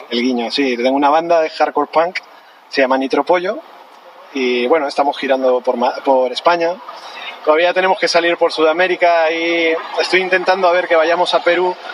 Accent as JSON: {"language": "Spanish", "country": "Colombia", "said": "que somos colombianos"}